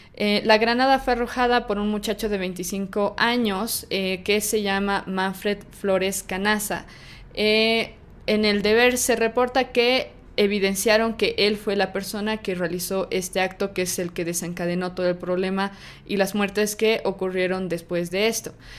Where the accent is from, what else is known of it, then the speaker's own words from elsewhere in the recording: Bolivia; yo soy de Bolivia, yo nací en Bolivia y estudié en la universidad acá en Bolivia